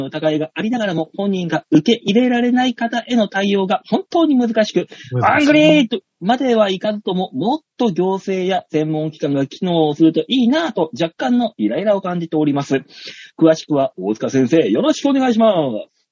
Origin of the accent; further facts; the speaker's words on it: Saitama, Japan; also born or lived in Tokyo; まあ最初ね、東京にいましたよ、何年か。で、まあ埼玉で育ってるんで埼玉出身ですけども